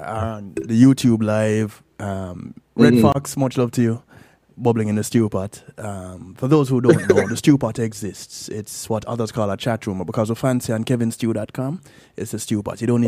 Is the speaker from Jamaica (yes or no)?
yes; Kingston, Jamaica; Growing up in the Salvation Army, going to church at 19 North Parade, so downtown